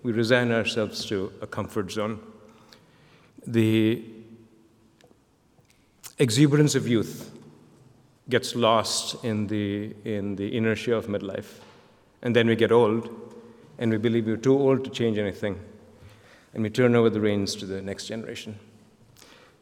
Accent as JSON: {"language": "English", "town": "Kolkata", "region": "West Bengal", "country": "India", "moved": "as an adult", "said": "I came as a kid from Calcutta"}